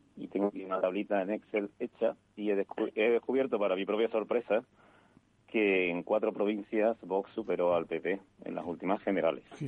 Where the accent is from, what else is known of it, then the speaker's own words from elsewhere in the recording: Seville, Andalusia, Spain; yo tengo que decir como sevillano